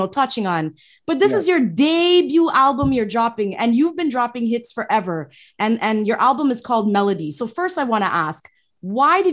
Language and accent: English; Toronto, Ontario, Canada; I was born in Toronto, but my parents from Guyana